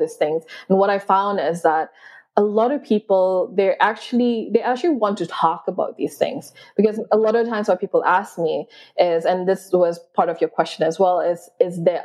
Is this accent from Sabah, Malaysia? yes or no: yes; Sabah, Malaysia; I grew up in Sabah, which is in East Malaysia